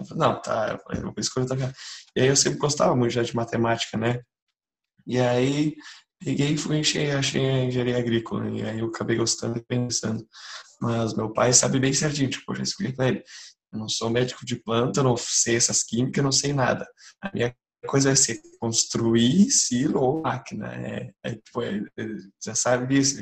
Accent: Canguçu, Rio Grande do Sul, Brazil; sou do interior de Canguçu

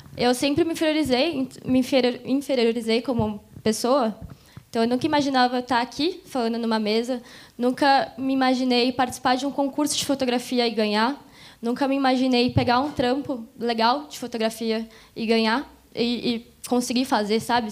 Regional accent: Mogi das Cruzes, São Paulo, Brazil; eu sou de Mogi, sou aqui da região

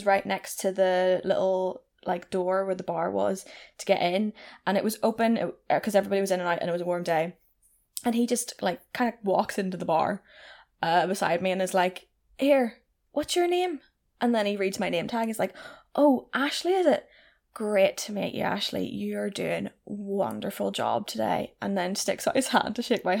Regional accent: Northern Ireland, United Kingdom; born or raised there

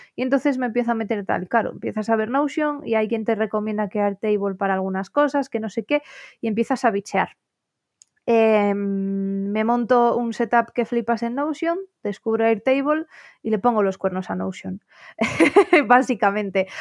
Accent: Asturias, Spain; also born or lived in León / Oviedo / Belgium; yo la estaba estudiando en León, que es donde residía mi familia. Y, bueno, aunque nosotros somos asturianos todos

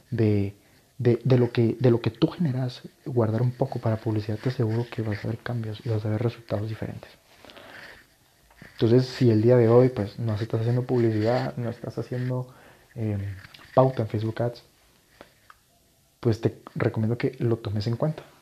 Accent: Guatemala; resulta que en mi país, Guatemala, no sé si me escuchan de acá o de otros países de Latinoamérica o Estados Unidos

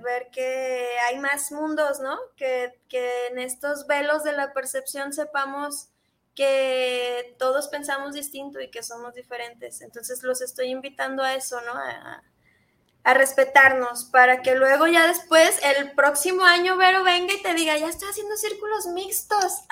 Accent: Mexico; socialmente como mexicanos

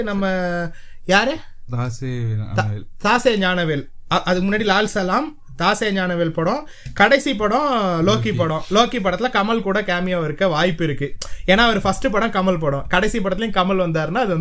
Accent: Sri Lanka; நான் ஸ்ரீலங்காக்காரன் அப்படிதான் சம்மந்தம் இல்லாம பேசுவேன் நான் ஸ்ரீலங்கன்

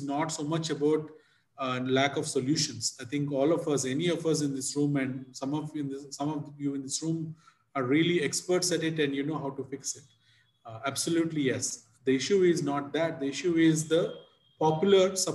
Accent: Visakhapatnam, Andhra Pradesh, India; My hometown, Visakhapatnam in Andhra Pradesh

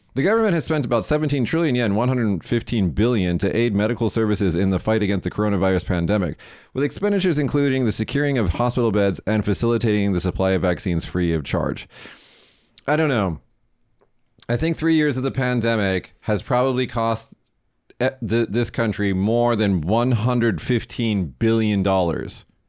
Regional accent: United States; I'm American.

